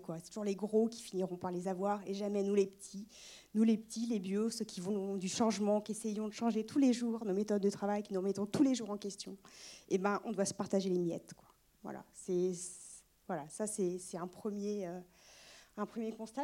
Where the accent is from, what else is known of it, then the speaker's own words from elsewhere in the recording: Brittany, France; now in Maine-et-Loire, France; je suis bretonne